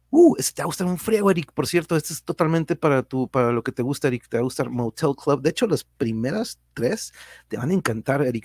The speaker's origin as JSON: {"language": "Spanish", "town": "Tijuana", "region": "Baja California", "country": "Mexico", "said": "los que somos de aquí de Tijuana no somos ni de aquí ni de allá"}